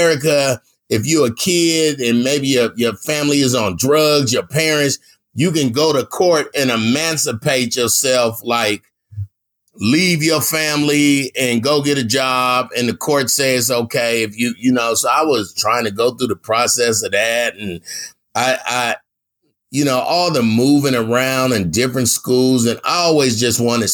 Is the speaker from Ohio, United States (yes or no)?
no; California, United States; I'm from Cali